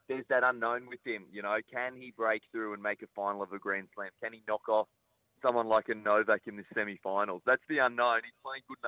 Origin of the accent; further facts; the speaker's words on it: Queensland, Australia; being a Queenslander